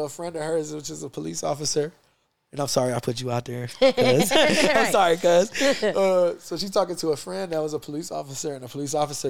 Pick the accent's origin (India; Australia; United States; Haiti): United States; being American Boricuas from the States.